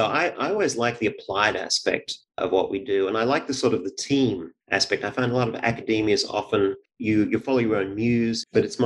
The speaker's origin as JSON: {"language": "English", "town": "Sydney", "region": "New South Wales", "country": "Australia", "tie": "born or raised there", "moved": "as an adult", "lives_now": "Cambridge, United States", "said": "I grew up in Sydney, Australia"}